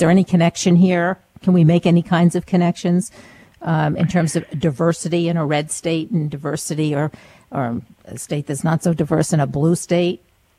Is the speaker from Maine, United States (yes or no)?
yes; Maine, United States; now in New York City, United States; I'm originally from Maine, now living in New York City